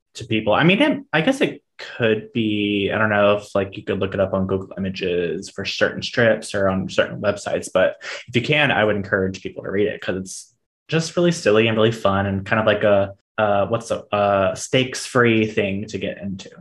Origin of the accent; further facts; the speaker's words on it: Miami, Orange Park, Florida, United States; when we moved from Miami to Jacksonville, well, technically Orange Park, which is right outside Jacksonville